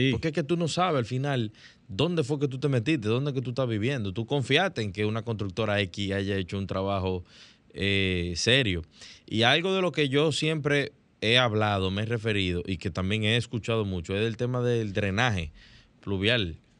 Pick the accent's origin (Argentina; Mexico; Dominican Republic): Dominican Republic